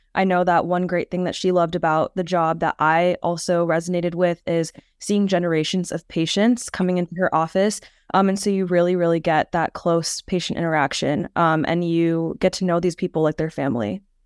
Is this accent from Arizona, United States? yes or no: yes; Phoenix, Arizona, United States; moved away as an adult; also born or lived in New York; now in Stony Brook, United States; I'm actually originally from Phoenix, Arizona, so kind of far away from here